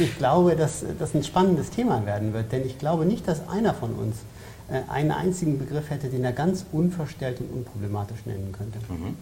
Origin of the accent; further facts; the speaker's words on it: Bavaria, Germany; ich komme ja aus Bayern